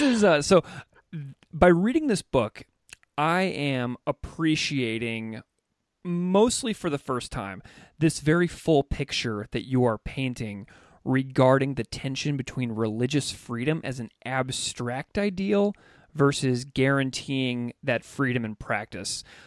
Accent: Missouri, United States; I grew up in Missouri

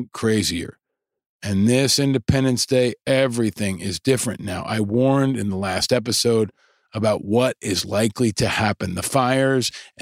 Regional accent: New York, United States; my home state of New York

